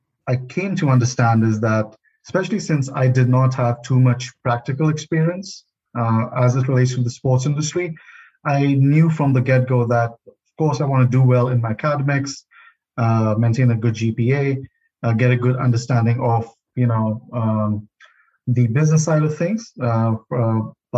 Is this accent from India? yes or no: yes; India; moved away as an adult; also born or lived in Tallahassee, Florida, United States; now in United States; Growing up in India, I played cricket, soccer, and ping pong at the school and college level.